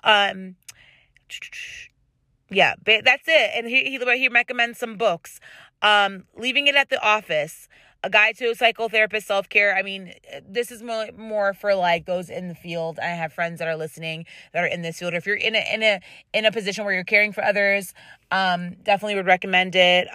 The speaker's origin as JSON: {"language": "English", "town": "Rochester", "region": "New York", "country": "United States", "accent": "Rochester", "said": "my Rochester accent is coming out"}